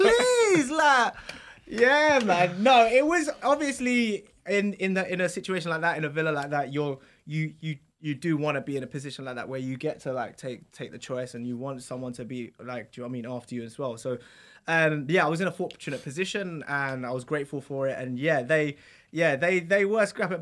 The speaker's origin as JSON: {"language": "English", "region": "London", "country": "United Kingdom", "also_born_or_lived": "Essex", "said": "where we live is on the border of Essex and London"}